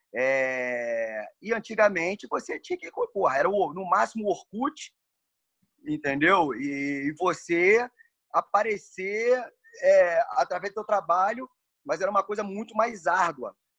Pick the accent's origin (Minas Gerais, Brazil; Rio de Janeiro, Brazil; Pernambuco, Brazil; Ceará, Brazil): Rio de Janeiro, Brazil; also born or lived in California; eu sou nascido e criado no Meia e é um bairro de subúrbio do Rio de Janeiro